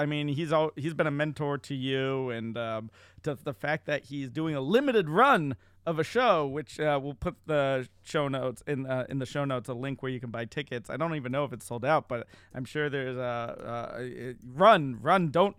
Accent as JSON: {"language": "English", "region": "Massachusetts", "country": "United States", "tie": "born or raised there"}